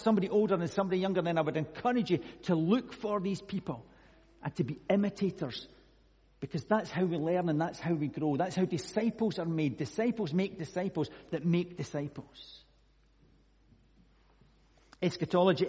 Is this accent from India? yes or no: no; Scotland, United Kingdom; I'm Scottish